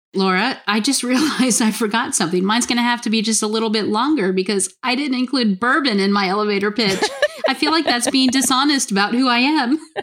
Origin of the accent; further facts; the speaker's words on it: South Florida, United States; moved away as an adult; also born or lived in Atlanta / Kentucky; I actually grew up in South Florida